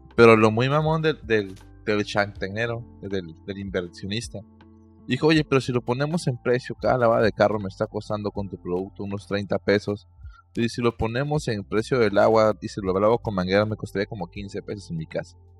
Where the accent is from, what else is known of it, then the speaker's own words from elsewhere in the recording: Mexico; yo como mexicano promedio